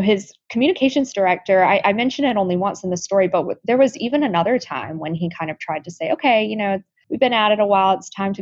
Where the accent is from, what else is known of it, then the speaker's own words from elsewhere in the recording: Tuscaloosa, Alabama, United States; moved away as an adult; now in Washington, D.C., United States; I was born and raised in Alabama